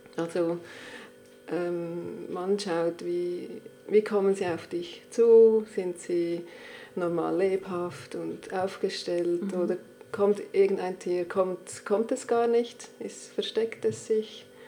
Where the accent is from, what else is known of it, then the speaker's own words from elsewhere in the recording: Switzerland; bei uns in der Schweiz